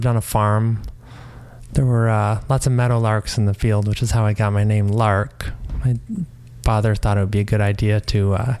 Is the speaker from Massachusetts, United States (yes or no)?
yes; Massachusetts, United States; born or raised there; also born or lived in Shelburne, Massachusetts; now in San Francisco, United States